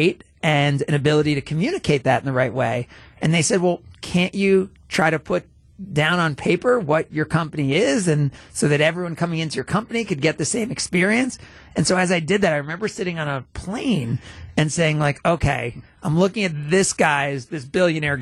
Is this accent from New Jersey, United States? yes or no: yes; New Jersey, United States; moved away; also born or lived in Atlanta; I grew up in New Jersey